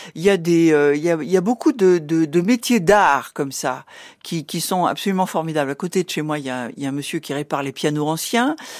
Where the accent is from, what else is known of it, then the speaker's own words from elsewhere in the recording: Rouen, Normandy, France; now in Paris, France; Je suis née à Rouen